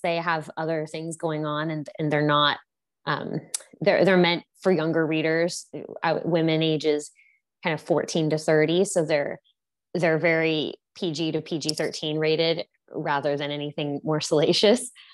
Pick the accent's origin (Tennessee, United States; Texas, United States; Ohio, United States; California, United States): Texas, United States; Houston; moved away as an adult; also born or lived in New York; I grew up in Houston, Texas, and studied English at Princeton